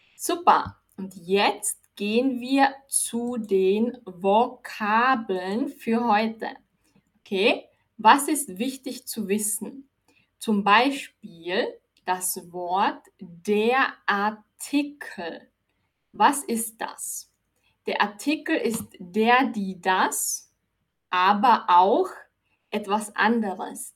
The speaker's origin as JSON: {"language": "German", "country": "Austria", "said": "Ich bin aus Österreich"}